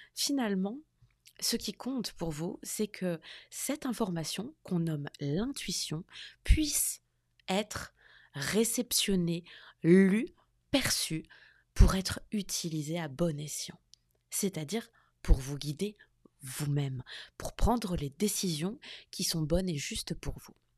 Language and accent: French; France; moved away as an adult; now in United States; Je suis française et j'habite aux États-Unis depuis environ deux ans.